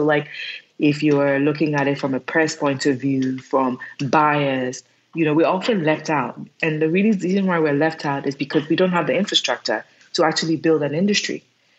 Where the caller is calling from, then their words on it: Accra, Greater Accra, Ghana; I'm calling in from Accra, Ghana, in West Africa.